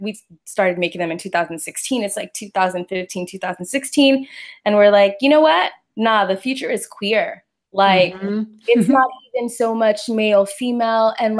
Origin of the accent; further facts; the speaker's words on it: Pasadena, California, United States; also born or lived in Los Angeles; I live in Los Angeles, born and raised. I'm from Pasadena